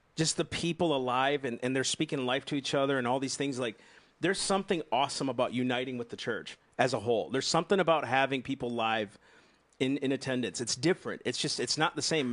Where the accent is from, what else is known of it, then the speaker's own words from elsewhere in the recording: United States; I'm an American and I love this nation